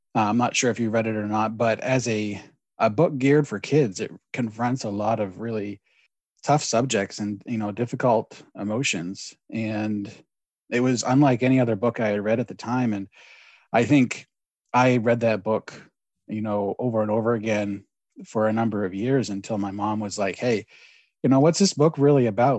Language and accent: English; Maine, United States; I'm born and raised in Maine.